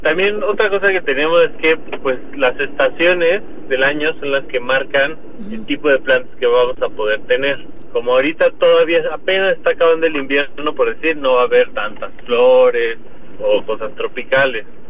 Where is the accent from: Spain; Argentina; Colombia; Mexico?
Mexico